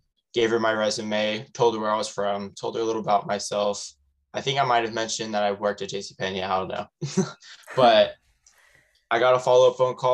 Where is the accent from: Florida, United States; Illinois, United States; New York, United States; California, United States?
California, United States; Manteca; I'm from Manteca, California.